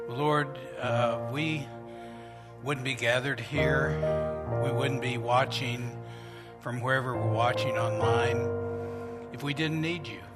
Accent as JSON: {"language": "English", "town": "Norman", "region": "Oklahoma", "country": "United States", "tie": "born or raised there", "said": "the church I grew up with in Norman, Oklahoma"}